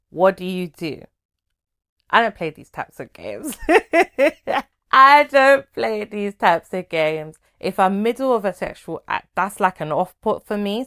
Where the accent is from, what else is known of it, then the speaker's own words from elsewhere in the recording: Nigeria; I'm a Nigerian, Igbo to be precise.